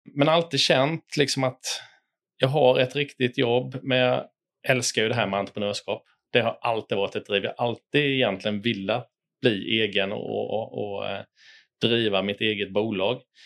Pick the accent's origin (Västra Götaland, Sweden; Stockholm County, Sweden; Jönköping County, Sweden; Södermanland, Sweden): Jönköping County, Sweden; Tenhult; also born or lived in Lekeryd; Jag kommer från en eh, liten by utanför Jönköping som heter eh, Tenhult. Eh, jag växte upp eh, bredvid Kabefabriken